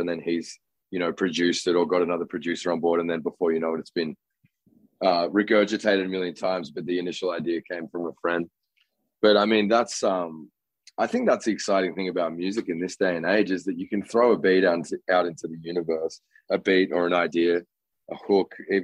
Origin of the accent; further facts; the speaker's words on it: Canberra, Australian Capital Territory, Australia; moved away as an adult; now in Los Angeles, United States; I'm from Canberra, which is a pretty boring place